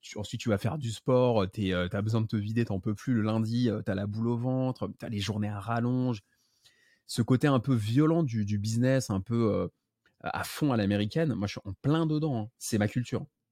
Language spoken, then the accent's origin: French; Paris, Île-de-France, France; je suis né à Paris, j'habite à Paris